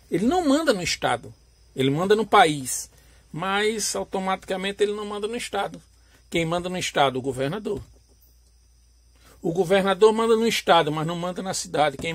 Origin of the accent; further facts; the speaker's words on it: Alagoas, Brazil; eu, eu sou natural da região nordeste, sou alagoano